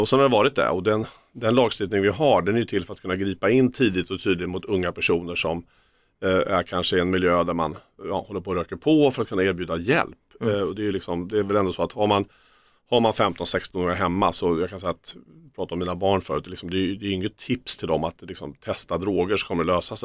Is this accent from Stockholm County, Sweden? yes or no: no; Örebro, Örebro County, Sweden; Jag är från Örebro